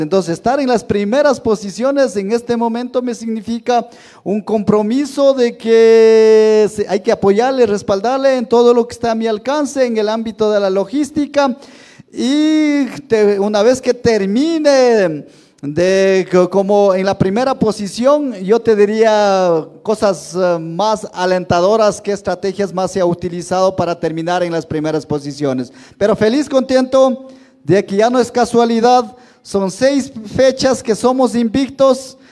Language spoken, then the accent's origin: Spanish; Ecuador; un señor terrateniente de mi tierra